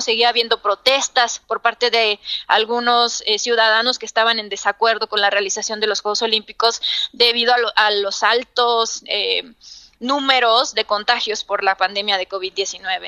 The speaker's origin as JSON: {"language": "Spanish", "town": "Los Mochis", "region": "Sinaloa", "country": "Mexico", "said": "soy de una ciudad al norte de, de México, soy de Sinaloa, de los moches Sinaloa"}